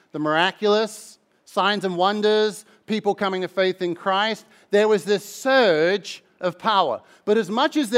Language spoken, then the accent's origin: English; Mildenhall, East of England, United Kingdom; I'm from across the border. I'm in Suffolk. Mildenhall is my hometown. But as you can tell at this point, my accent is somewhat rooted elsewhere.